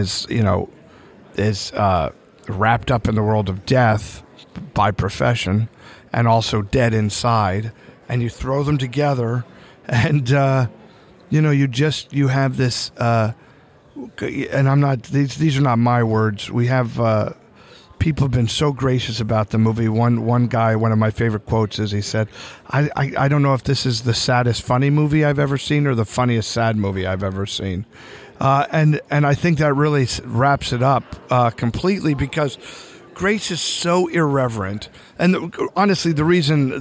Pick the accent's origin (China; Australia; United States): United States; Lehigh Valley, Pennsylvania; moved away; I actually went to my hometown. I started in Lehigh Valley, Pennsylvania